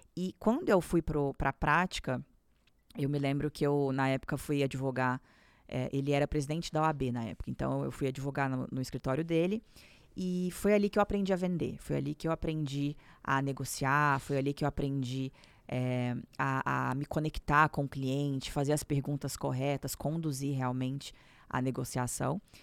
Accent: Minas Gerais, Brazil; moved away as an adult; now in São Paulo, Brazil; me casei, vim para São Paulo, porque eu sou de Minas Gerais

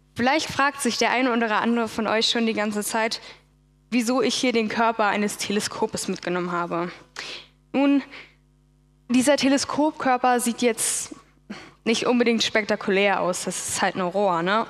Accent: Berlin, Germany; Ich bin aufgewachsen in Berlin als eine von vier Geschwistern

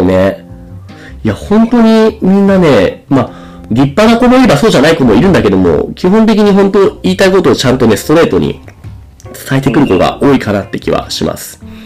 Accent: Japan; 日本の文化で生まれ育った僕たち

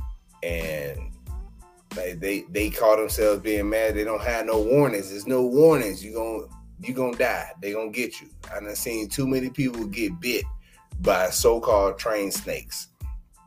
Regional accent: Chicago, Illinois, United States; When I grew up in Chicago, there was a kid that stayed across the hall

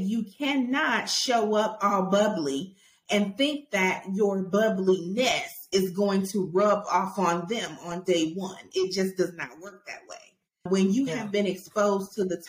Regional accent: Auburn, Alabama, United States; I'm from Auburn, Alabama

